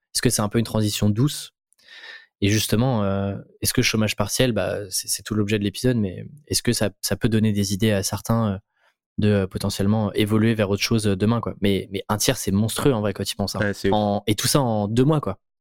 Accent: France; en tant que petit Français

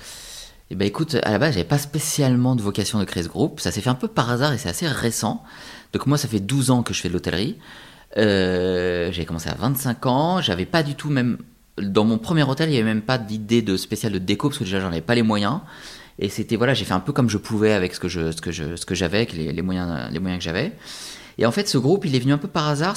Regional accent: France; c'est chez nous, en France

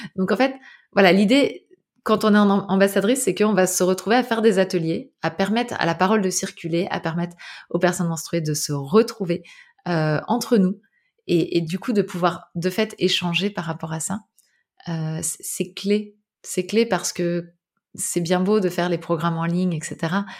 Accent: Île-de-France, France; moved away; also born or lived in Brittany; Moi, j'ai grandi en Ile-de-France

